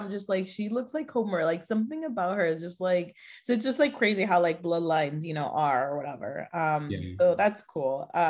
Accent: Mexico; born there; I was born in Mexico too.

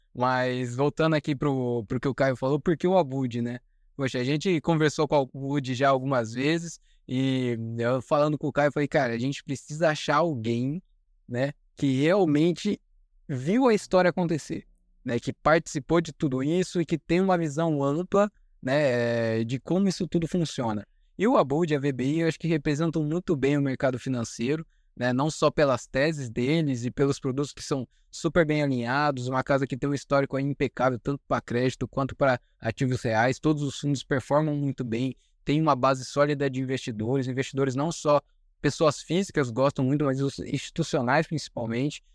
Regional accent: Maringá, Paraná, Brazil; eu sou de Maringá, no Paraná

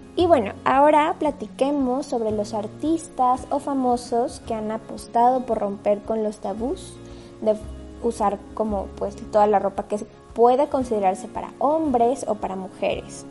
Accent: Mexico; como mexicano

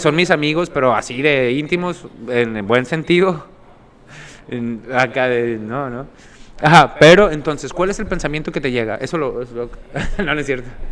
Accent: Sinaloa, Mexico; Somos sinaloenses

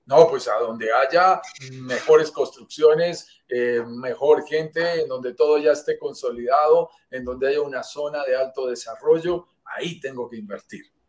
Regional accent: Bogotá, Colombia; Nacido en la montaña, vivo en, los Andes, vivo en Bogotá, Colombia, lo sentirás por mi acento

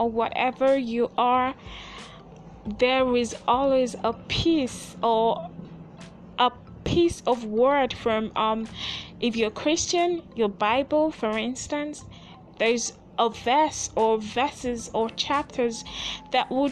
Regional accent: Nigeria; I'm from Nigeria

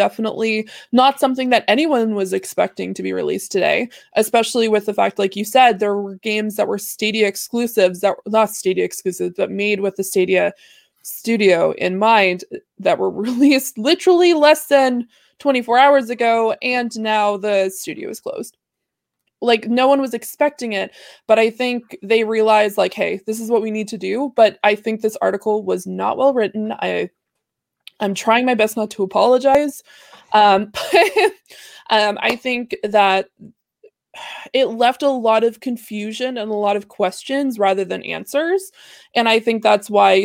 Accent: Canada; I'm Canadian

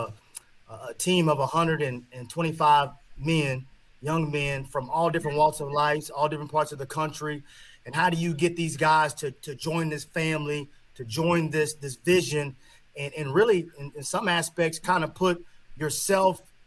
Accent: Kansas City, United States; I'm from Kansas City, you know. My dad, my parents were big on education, and they were big on making me do a lot of things as a young child.

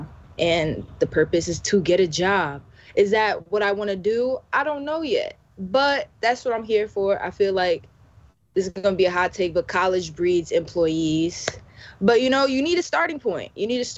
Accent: Union, New Jersey, United States; also born or lived in Florida / Vauxhall, New Jersey; I'm from Union, New Jersey

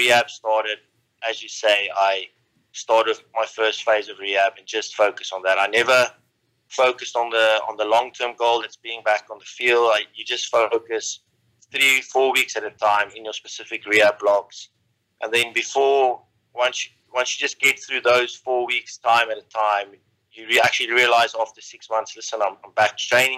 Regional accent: South Africa; growing up in South Africa, at a young age

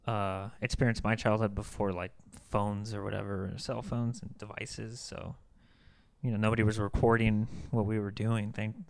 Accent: United States; as an American

